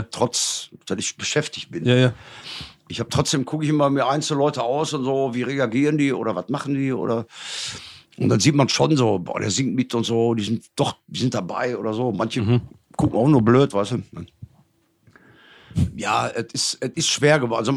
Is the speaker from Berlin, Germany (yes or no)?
no; Gelsenkirchen, North Rhine-Westphalia, Germany; Ist, äh, für die ganze Region, wo ich herkomme, Gelsenkirchen, ist das schon, ist das schon geil auf jeden Fall.